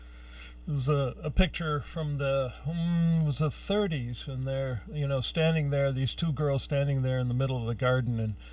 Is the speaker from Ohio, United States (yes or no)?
yes; Youngstown, Ohio, United States; I grew up in Youngstown, Ohio. And that was, you know, the rust bucket between Cleveland, Youngstown, Pittsburgh.